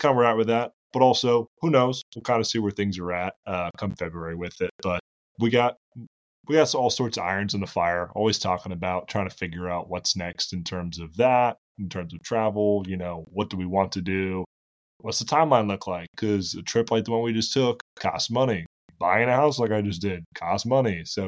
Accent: Boston, Massachusetts, United States; now in Charlotte, United States; I grew up in Boston. I went to school in South Carolina, and then now I live in Charlotte.

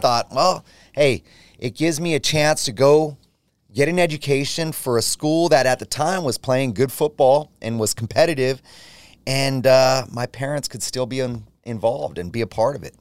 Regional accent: Gilroy, California, United States; growing up in Gilroy, small, small town community, everybody knew each other.

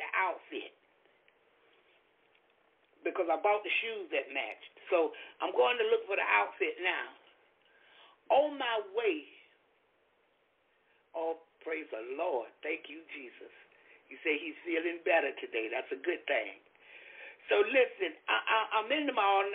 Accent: Florida, United States; I'm from Florida

